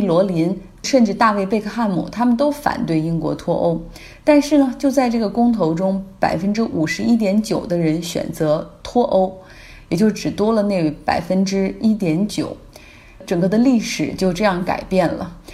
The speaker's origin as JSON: {"language": "Chinese", "country": "China", "said": "我们中国人"}